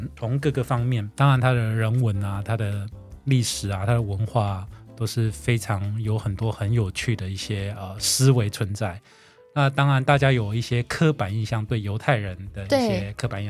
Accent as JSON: {"language": "Chinese", "region": "southern Taiwan", "country": "Taiwan", "said": "我是呃正港的南部人。"}